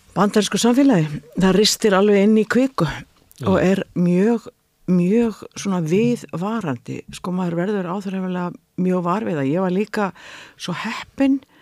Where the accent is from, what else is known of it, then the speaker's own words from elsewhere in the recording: Iceland; moved away as an adult; also born or lived in United States; ég er frá Íslandi